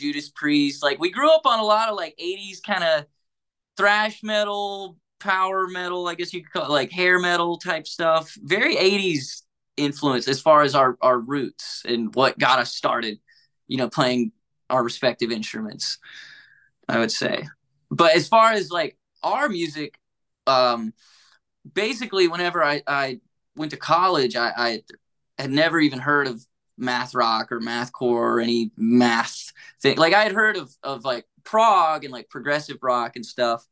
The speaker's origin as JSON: {"language": "English", "town": "Hamptonville", "region": "North Carolina", "country": "United States", "tie": "born or raised there", "said": "I grew up in a town called Hamptonville"}